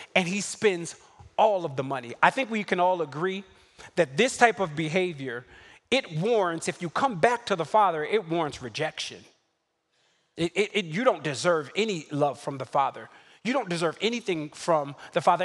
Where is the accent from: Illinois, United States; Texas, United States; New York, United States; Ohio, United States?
New York, United States; New York City; I'm from Brooklyn.